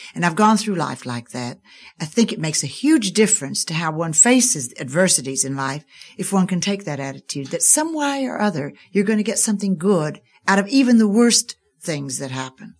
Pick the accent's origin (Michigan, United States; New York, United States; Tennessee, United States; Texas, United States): Tennessee, United States; East; moved away; I was raised in East Tennessee, not a bad place to grow up in.